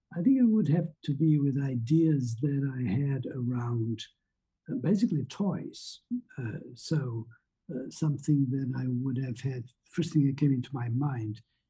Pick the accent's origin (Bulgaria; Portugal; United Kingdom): Portugal; moved away as an adult; I was born in Portugal, and what you have high school in Portugal is a very different thing